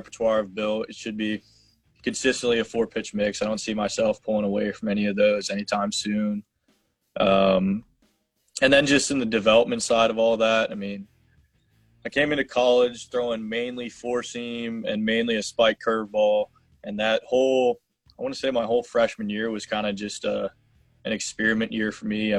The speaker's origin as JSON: {"language": "English", "town": "Hilton Head Island", "region": "South Carolina", "country": "United States", "tie": "born or raised there", "said": "growing up on Hilton Head"}